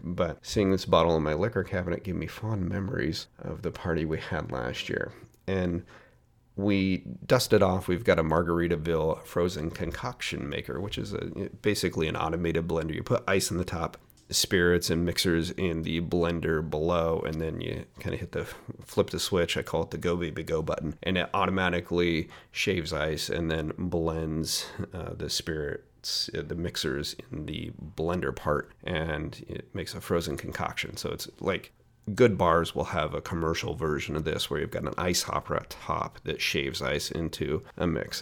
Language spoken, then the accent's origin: English; Portland, Oregon, United States; here in my hometown of Portland, Oregon